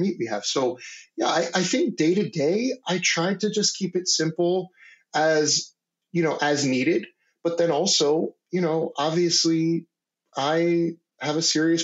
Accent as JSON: {"language": "English", "region": "Maryland", "country": "United States", "tie": "born or raised there", "said": "I grew up in Maryland, like sort of in the DC area"}